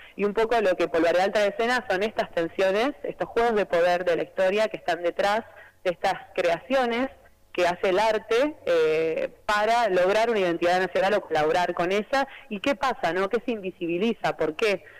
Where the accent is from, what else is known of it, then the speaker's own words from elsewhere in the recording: Chivilcoy, Buenos Aires Province, Argentina; Yo bailaba tango y folclore en Chivilcoy, que es mi ciudad natal, en la provincia de Buenos Aires